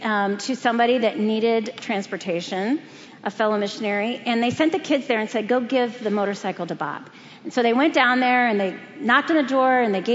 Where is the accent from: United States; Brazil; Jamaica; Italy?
Brazil; moved away; Growing up in Brazil, I was aware of the principalities of darkness that contend for that country.